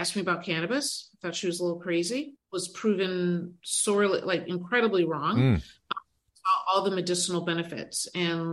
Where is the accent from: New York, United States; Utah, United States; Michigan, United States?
Michigan, United States; Detroit; now in Cleveland, United States